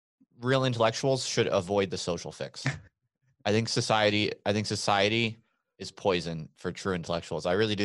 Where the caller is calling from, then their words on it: Albuquerque, New Mexico, United States; I am in Albuquerque, New Mexico.